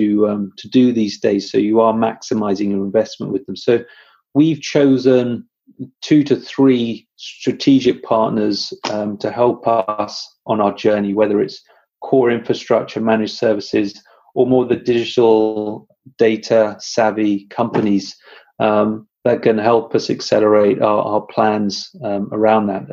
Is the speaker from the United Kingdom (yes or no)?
yes; United Kingdom; I'm British